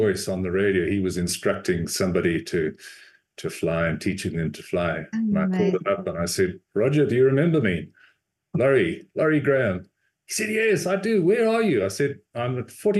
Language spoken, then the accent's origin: English; Zimbabwe; moved away; also born or lived in South Africa; I actually was born and raised in Rhodesia, which is now Zimbabwe